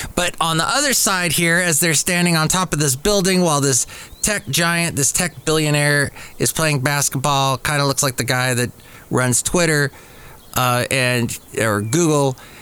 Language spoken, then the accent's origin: English; Los Angeles, California, United States; growing up in the San Fernando Valley as a kid